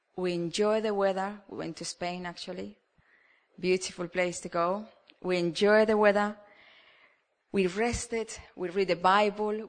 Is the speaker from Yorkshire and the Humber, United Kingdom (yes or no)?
yes; Yorkshire and the Humber, United Kingdom; now in Cambridge, United Kingdom; me as a Yorkshireman